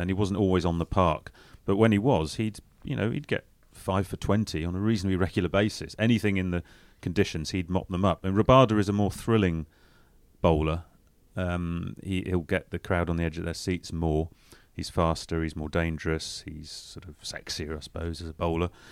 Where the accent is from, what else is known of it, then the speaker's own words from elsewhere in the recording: England, United Kingdom; as Englishman